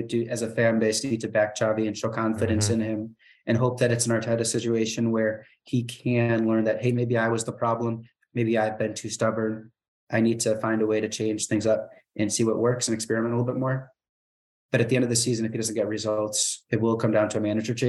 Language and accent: English; Chicago, Illinois, United States; I'm from Chicago